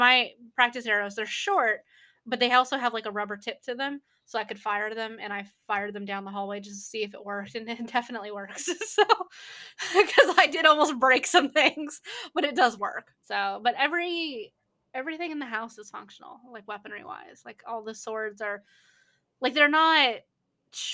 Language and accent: English; Oregon, United States; moved away; also born or lived in Texas; I am from Oregon